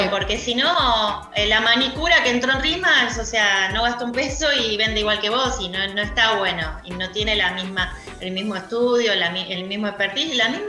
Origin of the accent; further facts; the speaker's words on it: Argentina; yo tengo una teoría sobre el argentino y soy argentina